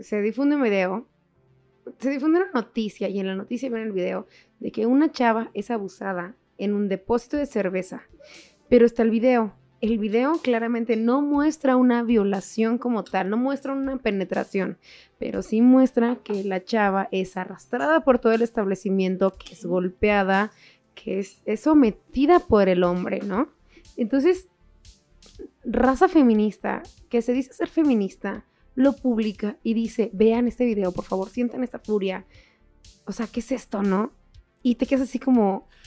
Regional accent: Mexico; nosotros mexicanos

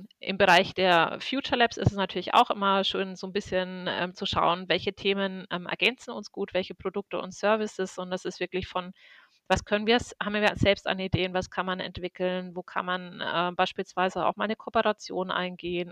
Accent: Würzburg, Bavaria, Germany; Ich bin aus Würzburg und äh, bin hier verhaftet

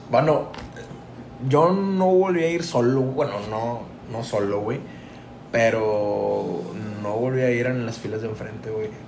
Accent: Tampico, Tamaulipas, Mexico; Somos, de Tampico, güey. Es norte, güey.

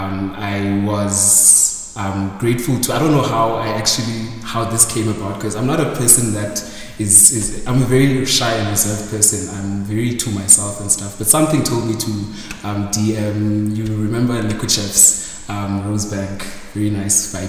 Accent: East London, Eastern Cape, South Africa; moved away as an adult; also born or lived in Mthatha / Pretoria; now in Johannesburg, South Africa; I was born in Mthatha. Grew up in East London for most of my childhood years.

